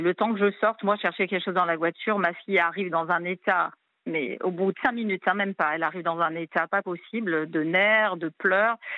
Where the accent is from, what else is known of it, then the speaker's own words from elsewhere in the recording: New Caledonia; now in Réunion; je suis pas réunionnaise d'origine. Hein. je suis de cœur depuis 2011, mais moi, je suis calédonienne d'origine d'une autre île